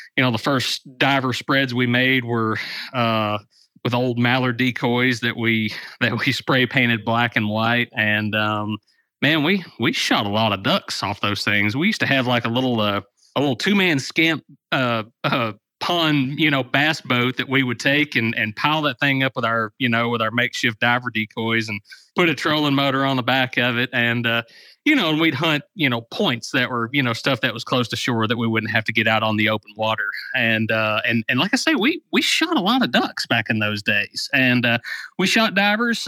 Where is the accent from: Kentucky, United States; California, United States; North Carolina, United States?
Kentucky, United States; Dawson Springs; also born or lived in Murray, Kentucky; my hometown newspaper, the Dawson Springs Progress